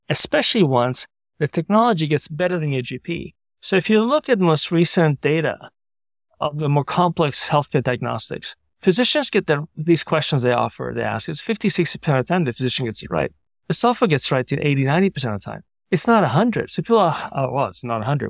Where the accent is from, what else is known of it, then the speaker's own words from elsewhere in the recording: Sydney, New South Wales, Australia; now in San Francisco, United States; I grew up in Sydney from nineteen seventy-three to nineteen eighty, which dates me a little bit.